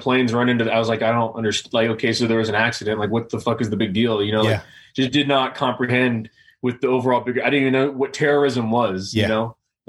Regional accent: Los Angeles, California, United States; I'm originally from Los Angeles, California.

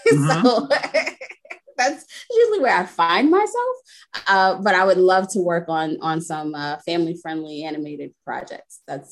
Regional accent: New York City, New York, United States; now in Delaware, United States; I am not originally from Delaware, originally from New York City, but I'm a bit of a nomad, so I've been everywhere.

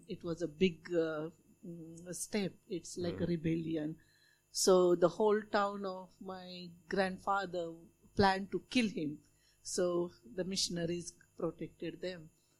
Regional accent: Solapur, Maharashtra, India; now in Australia; from India. I heard about the interesting things some time back. I was born in a small town in India, which is called Sholapur, and it's famous for its cotton mills and cotton blankets and bed sheets, etc.

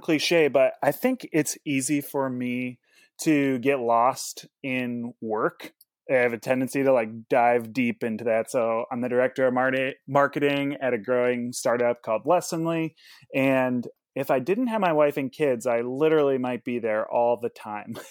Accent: Indianapolis, Indiana, United States; I hail from Indianapolis, Indiana

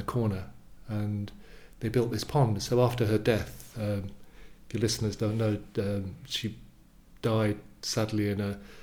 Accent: Yorkshire and the Humber, United Kingdom; moved away as an adult; also born or lived in East London / Epping Forest / Madrid, Spain; now in London, United Kingdom; my mum married my stepfather when I was about 8, and we moved to Yorkshire. He was a Yorkshireman, and I lived there for 10 years until I finished my schooling

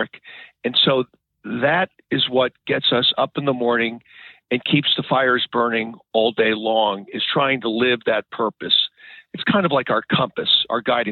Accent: New England, United States; moved away as an adult; now in Maryland, United States; I grew up in New England

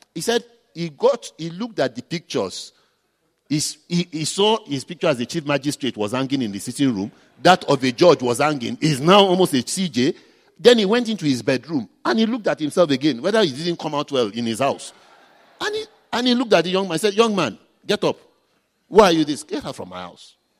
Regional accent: Nigeria; I'm a Nigerian

